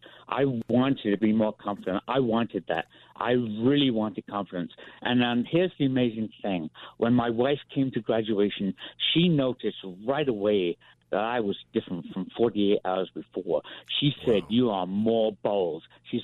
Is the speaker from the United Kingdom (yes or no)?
yes; England, United Kingdom; moved away; I'm an Englishman.